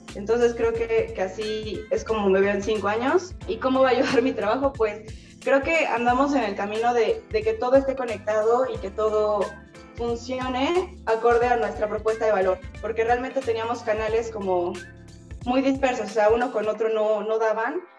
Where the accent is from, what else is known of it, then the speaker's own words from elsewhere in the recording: Mexico; como mexicanos